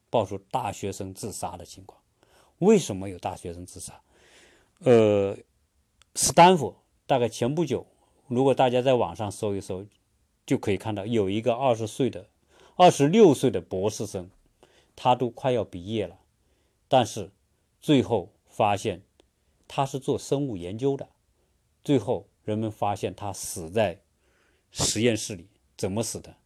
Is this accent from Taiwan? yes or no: no; China; now in United States; 我们中国人